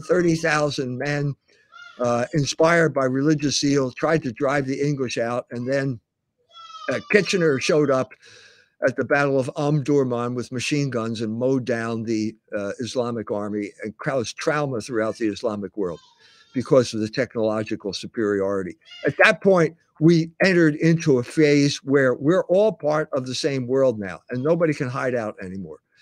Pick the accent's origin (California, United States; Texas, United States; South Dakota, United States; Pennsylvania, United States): Pennsylvania, United States; Philadelphia; born and raised in Philadelphia